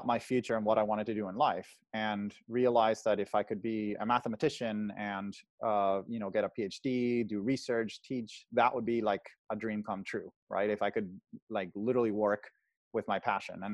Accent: Caracas, Capital District, Venezuela; moved away as an adult; now in California, United States; I'm originally from Caracas, Venezuela, the capital. I was born and raised there, lived there until I was essentially 18.

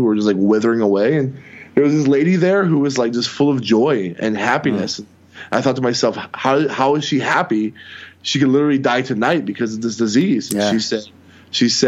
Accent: Tampa, Florida, United States; now in Milwaukee, United States; I was born in Tampa, Florida

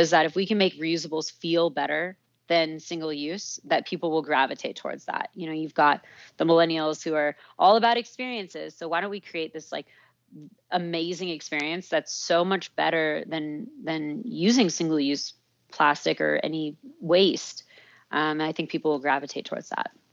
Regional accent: Santa Fe, New Mexico, United States; moved away as an adult; also born or lived in Santa Barbara; I grew up in Santa Fe, New Mexico

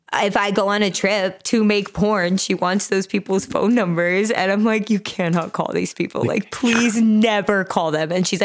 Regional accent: Utah, United States; I was raised Mormon. Okay. I'm originally from Utah

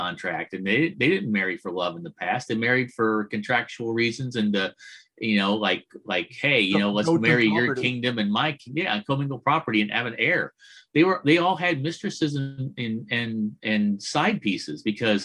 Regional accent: Midwest, United States; I'm from the Midwest.

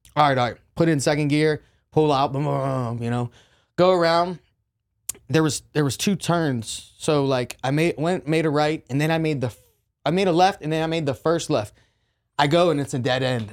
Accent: Jeannette, Pennsylvania, United States; also born or lived in Orange County, California; now in Texas, United States; A little city called Jeanette, P A, is where I grew up

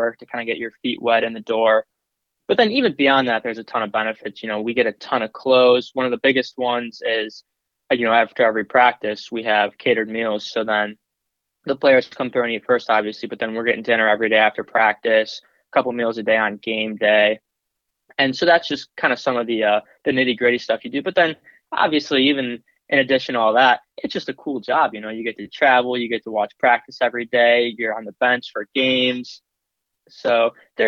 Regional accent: Cleveland, Ohio, United States; also born or lived in Cuyahoga Heights, Ohio; now in Columbus, United States; I'm from Cleveland, Ohio

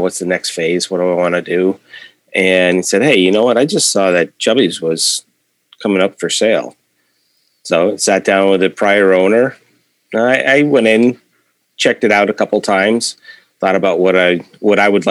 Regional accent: Belchertown, Massachusetts, United States; I'm a native from Belchertown. So grew up here

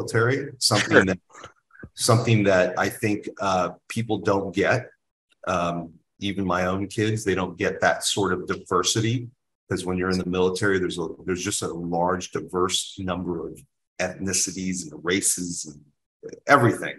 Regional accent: California, United States; We're from California

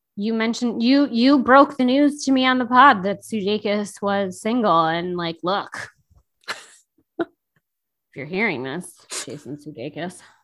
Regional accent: Chicago, Illinois, United States; I grew up in Chicago or in the Chicago area

